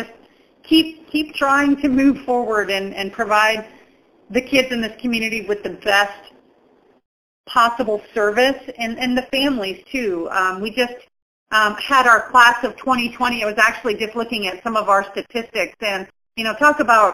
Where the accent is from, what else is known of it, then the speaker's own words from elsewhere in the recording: Dubuque, Iowa, United States; now in Quad Cities, United States; I grew up in Dubuque.